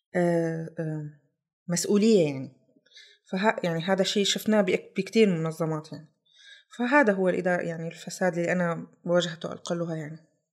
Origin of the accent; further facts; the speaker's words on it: Syria; moved away as an adult; now in Germany; طلعت من سوريا ب، ألف، ب نيسان ألفين وثلاثة عشر